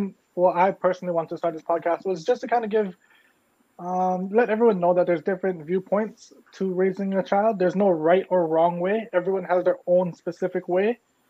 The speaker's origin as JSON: {"language": "English", "town": "Mililani", "region": "Hawaii", "country": "United States", "tie": "born or raised there", "also_born_or_lived": "California / Ewa Beach", "said": "I was born here. I grew up in Mililani for most of my life as of 4 years ago. Then we moved to Ewa Beach."}